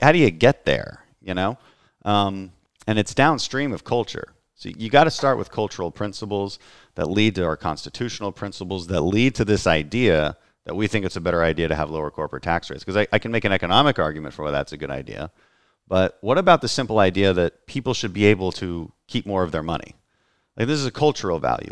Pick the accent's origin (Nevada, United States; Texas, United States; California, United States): Texas, United States; Texas 2nd congressional district, United States; my hometown congressman, Ted Poe, announced retirement here in the second district where we are right now